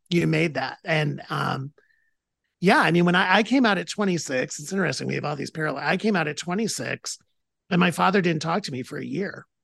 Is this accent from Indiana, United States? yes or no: no; Toledo, Ohio, United States; I'm from Toledo, Ohio